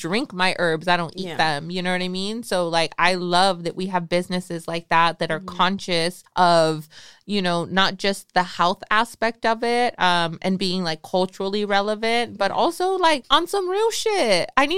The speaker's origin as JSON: {"language": "English", "region": "Michoacán", "country": "Mexico", "said": "I'm from Michoacan."}